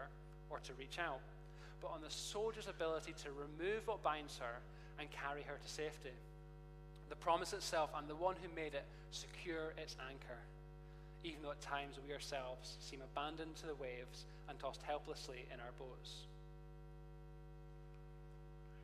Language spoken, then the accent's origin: English; Perth, Scotland, United Kingdom; now in Edinburgh, United Kingdom; Perth is my hometown. Perth, Scotland, not Perth, anywhere else.